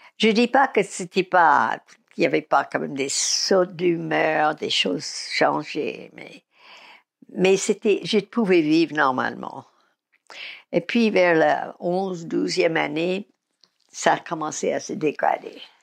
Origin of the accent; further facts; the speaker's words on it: United States; now in Paris, France; je suis américaine